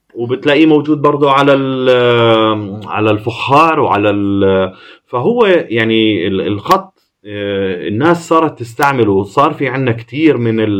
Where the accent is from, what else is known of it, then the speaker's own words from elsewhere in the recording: Jordan; moved away as an adult; also born or lived in Amman / United States / Milan; احنا من الاردن